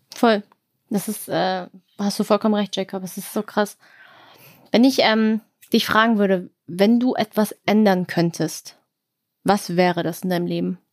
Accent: Germany; Ich bin hier geboren

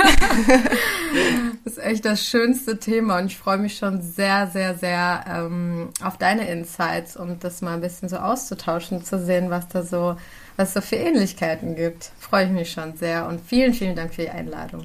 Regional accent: Germany; ich bin in Deutschland geboren, aber meine Eltern sind äh, Kurden aus dem ähm, irakisch besetzten Teil von Kurdistan

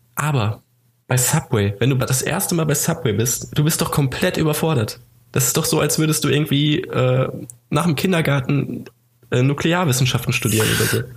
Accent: Hameln, Lower Saxony, Germany; meine Heimatstadt Hameln

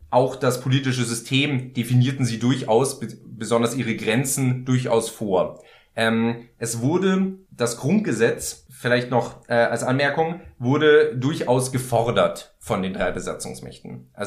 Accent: Baden-Württemberg, Germany; ich als Badener

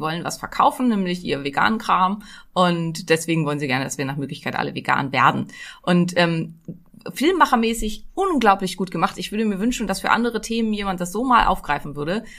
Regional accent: Neumünster, Schleswig-Holstein, Germany; Ich komme ja aus Neumünster, das liegt genau zwischen den Meeren

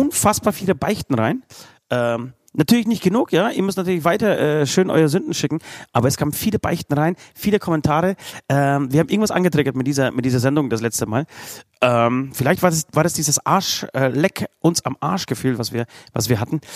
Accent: Bavaria, Germany; Bei uns in Bayern

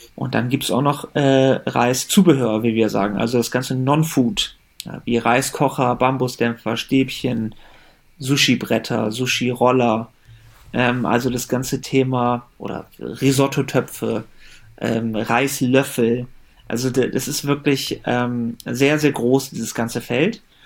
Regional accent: Germany; born or raised there

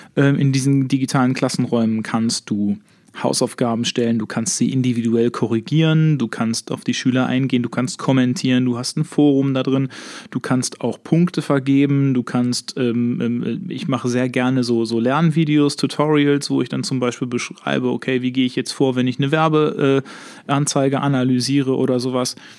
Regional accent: Herne, North Rhine-Westphalia, Germany; bei uns in Herne

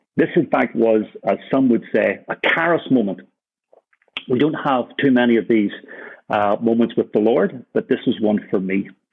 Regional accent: Ireland; also born or lived in Birmingham; now in Copenhagen, Denmark; for me as an Irishman

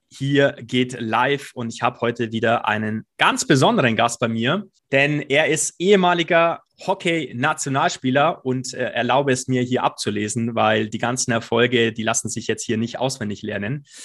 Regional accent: Hamburg, Germany; Wir kommen beide aus Hamburg

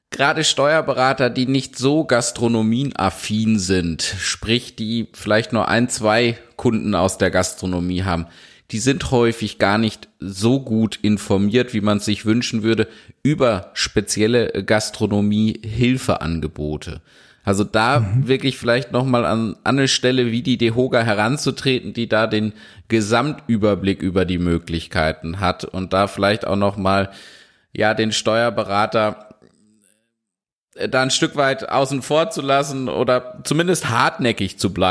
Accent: North Rhine-Westphalia, Germany; auch wenn wir jetzt hier als zwei gebürtige Ostwestfalen ausschließlich über Baden-Württemberg sprechen können

